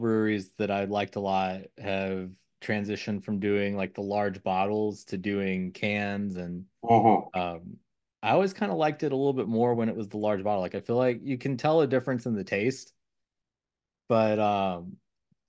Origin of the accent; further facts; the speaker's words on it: Kentucky, United States; moved away; I'm from Kentucky originally